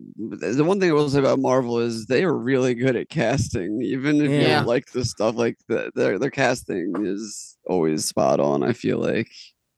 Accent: Washington Township, New Jersey, United States; Born in Washington Township.

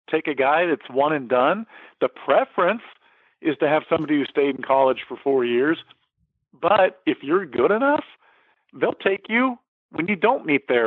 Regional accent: McPherson, Kansas, United States; moved away as an adult; now in San Diego, United States; I'm a little guy from from small town South. Dude, I was from McPherson, flipping Kansas, when I packed up and when it came out to San Diego.

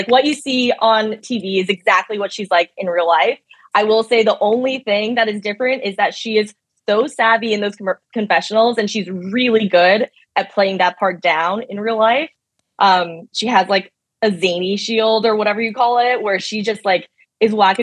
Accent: Boston, Massachusetts, United States; I'm from Boston

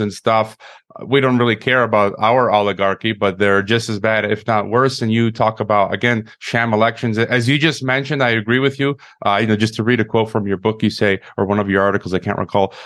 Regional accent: Chicago, Illinois, United States; moved away as an adult; also born or lived in Kazakhstan / Mexico; I'm from Illinois. I'm from Chicago

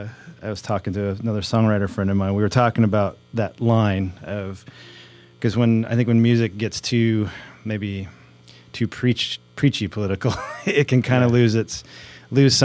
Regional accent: Crawfordsville, Indiana, United States; my hometown of Crawfordsville

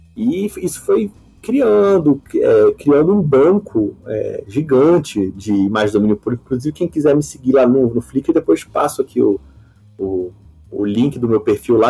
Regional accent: Uberlândia, Minas Gerais, Brazil; eu sou de Uberlândia, Minas Gerais, né? eu, não, eu, não sou, eu sou brasileiro, então não morei lá fora nem nada

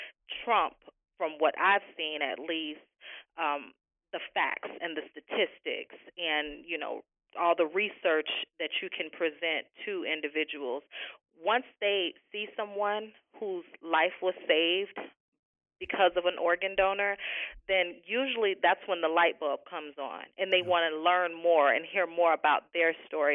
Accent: Florida, United States; I'm a Floridian, born and raised here

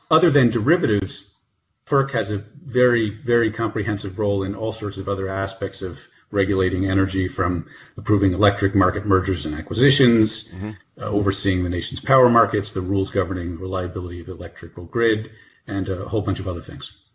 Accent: northern New Jersey, United States; moved away as an adult; also born or lived in Nashville / Minnesota / Houston; now in Washington, DC, United States; East Coast person, born and raised in northern New Jersey near New York.

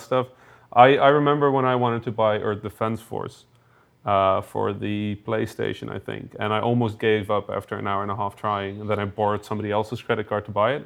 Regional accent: Netherlands; I'm officially from the Netherlands

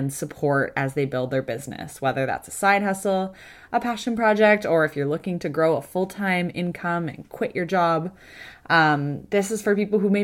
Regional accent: Kitchener, Ontario, Canada; I'm from Kitchener, so I know Guelph

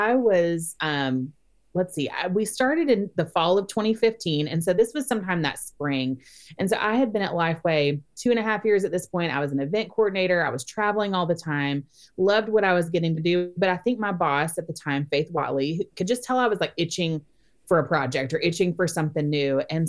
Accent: Orlando, Florida, United States; moved away as an adult; my husband and I moved to the Orlando, Florida area about a year and a half ago. And it's actually my hometown.

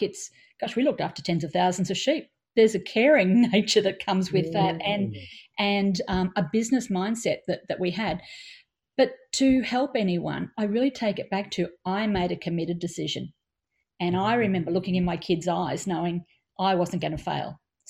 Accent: Australia; we're Australian

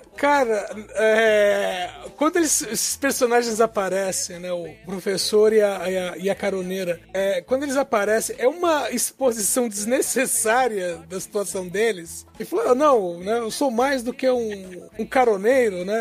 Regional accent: interior of Minas Gerais, Brazil; moved away; a cidade onde eu nasci, no interior de Minas, só, ah. na, na época que eu era adolescente, só tinha um hotel

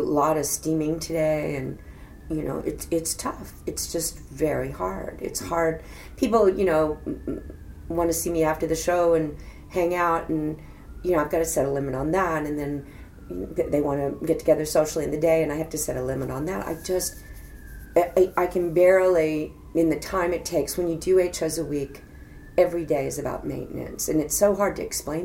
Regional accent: Fort Worth, Texas, United States; moved away; also born or lived in New York; my hometown, Fort Worth, Texas

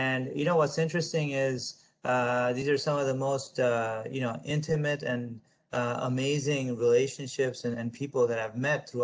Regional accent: United States; I'm an American, I'm a proud American.

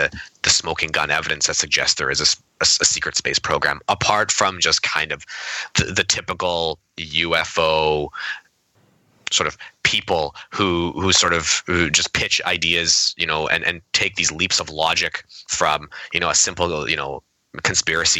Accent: Canada; I'm Canadian

